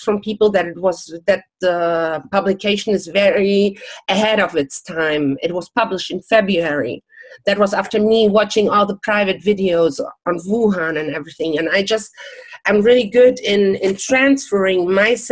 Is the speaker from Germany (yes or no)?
yes; Germany; English is a second language; moved away; also born or lived in Czech Republic / Miami Beach, United States; I'm born in Czech Republic, but I never went to school in Czech Republic. I grew up in Germany